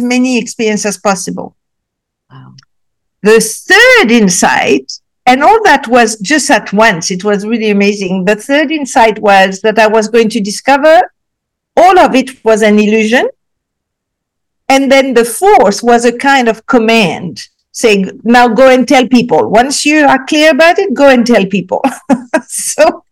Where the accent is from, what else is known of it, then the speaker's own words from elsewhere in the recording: Casablanca, Casablanca-Settat, Morocco; also born or lived in Africa; after that, I moved to Casablanca, Morocco